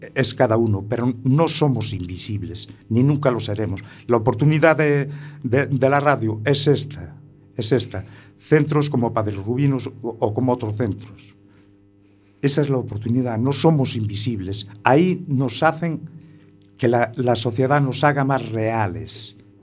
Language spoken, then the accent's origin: Spanish; Muros, Galicia, Spain; allí en un pueblo pequeño que soy de, que soy de Muros